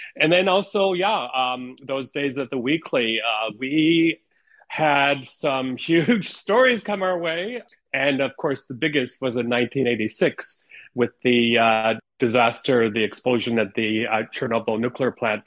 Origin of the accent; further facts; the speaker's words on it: Ottawa, Ontario, Canada; first language Ukrainian; we also um, grew up in Ottawa